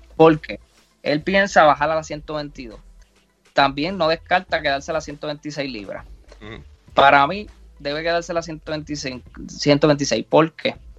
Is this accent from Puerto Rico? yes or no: yes; Puerto Rico